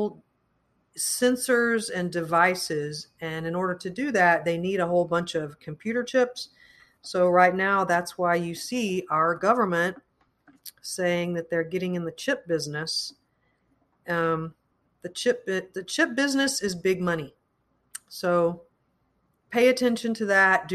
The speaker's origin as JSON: {"language": "English", "country": "United States", "said": "as American citizens"}